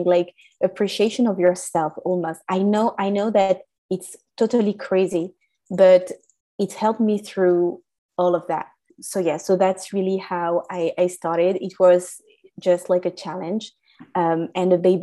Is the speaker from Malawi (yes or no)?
no; France; English is a second language; As you can hear from my accent, I was raised in France